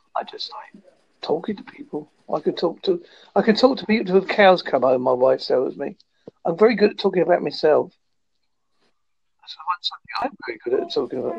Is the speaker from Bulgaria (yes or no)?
no; United Kingdom; I'm from Holzer in United Kingdom.